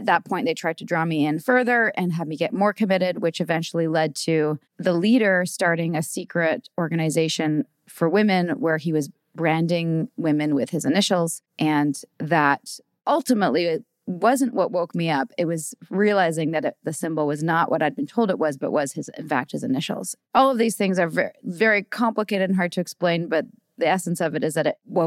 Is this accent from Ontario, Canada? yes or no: no; Vancouver, British Columbia, Canada; I'm from Vancouver, born and raised there